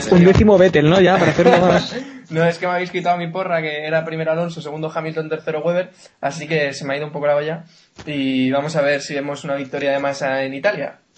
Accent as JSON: {"language": "Spanish", "country": "Spain", "said": "porque yo soy español"}